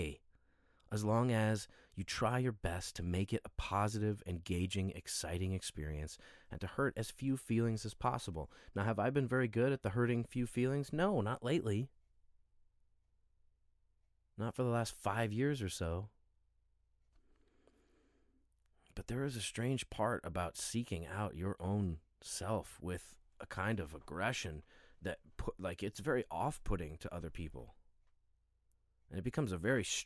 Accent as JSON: {"language": "English", "country": "United States", "said": "as a Westerner, as an American"}